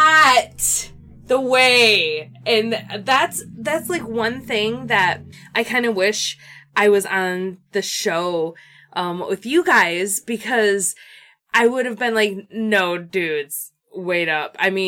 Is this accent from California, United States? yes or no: no; Grand Rapids, Michigan, United States; We're from Grand Rapidians